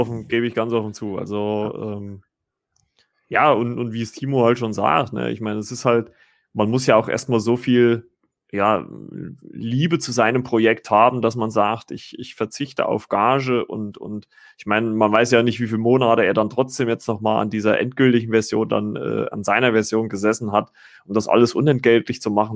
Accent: Germany; bei uns in Deutschland

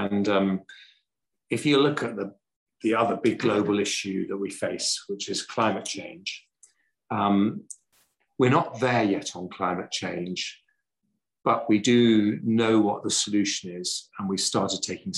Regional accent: England, United Kingdom; I'm very English

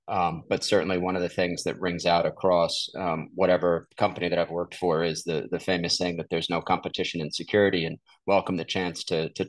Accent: New York City, New York, United States; also born or lived in Washington, D.C. / Dallas; now in Houston, United States; I'm a New Yorker who grew up in New York City

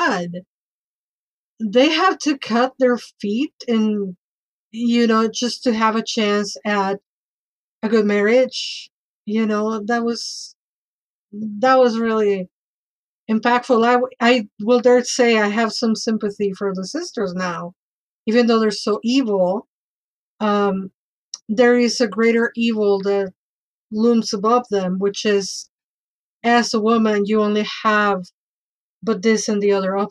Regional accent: Mexico; moved away; I grew up in Mexico

